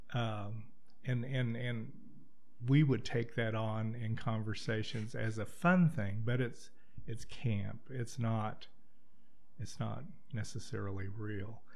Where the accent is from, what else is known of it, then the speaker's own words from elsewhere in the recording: Wichita, Kansas, United States; moved away; I'm from Wichita, Kansas